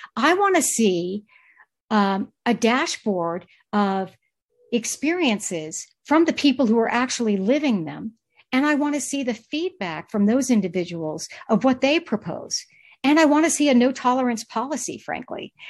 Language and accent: English; Charlotte, North Carolina, United States; moved away as an adult; also born or lived in Maryland / San Francisco; now in Santa Barbara, United States; I originally born and raised in the Southeast, uh, Charlotte, North Carolina